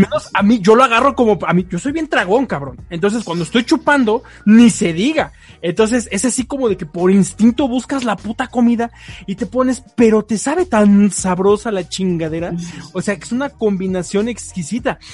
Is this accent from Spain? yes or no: no; Tlaxcala, Mexico; nosotros somos acá de Tlaxcala